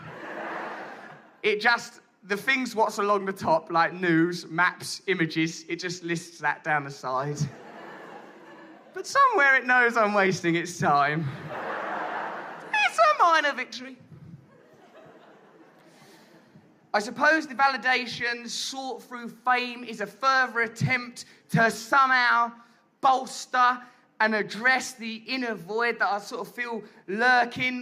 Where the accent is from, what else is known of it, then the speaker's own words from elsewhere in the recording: England, United Kingdom; we English